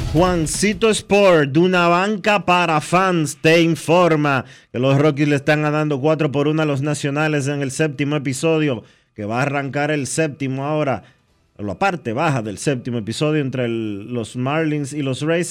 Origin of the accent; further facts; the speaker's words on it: Dominican Republic; Nosotros como dominicanos